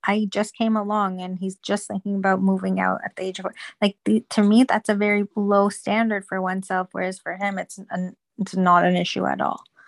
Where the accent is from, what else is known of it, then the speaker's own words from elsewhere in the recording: Toronto, Ontario, Canada; I'm actually from Toronto as well